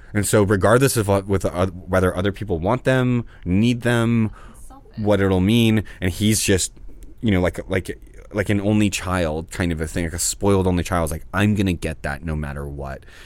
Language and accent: English; New Orleans, Louisiana, United States; born or raised there; now in Los Angeles, United States